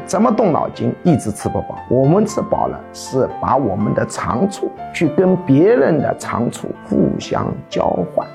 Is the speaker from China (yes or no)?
yes; China; 我们中国人